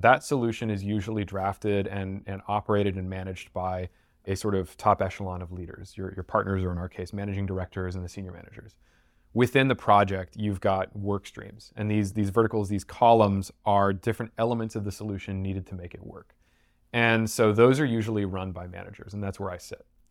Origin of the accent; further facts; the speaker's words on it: Houston, Texas, United States; I'm from Houston